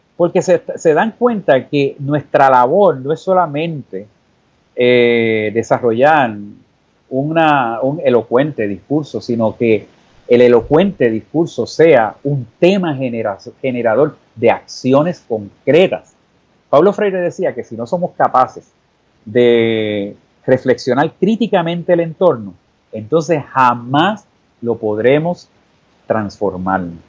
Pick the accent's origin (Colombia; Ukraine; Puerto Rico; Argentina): Puerto Rico; San Juan; en La Perla y en Puerto Tierra y en Canales y en Vista Hermosa, los sitios donde yo me crié, y en Viejo San Juan